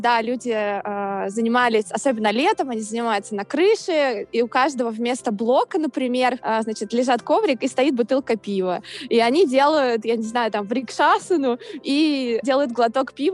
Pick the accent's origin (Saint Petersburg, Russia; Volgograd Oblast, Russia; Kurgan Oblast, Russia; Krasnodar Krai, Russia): Saint Petersburg, Russia; moved away as an adult; now in New York, United States; я из Санкт-Петербурга. Я живу в Нью-Йорке с конца 2017 года